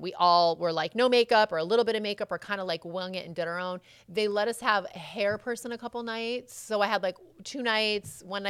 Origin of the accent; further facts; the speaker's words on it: Connecticut, United States; I'm from Connecticut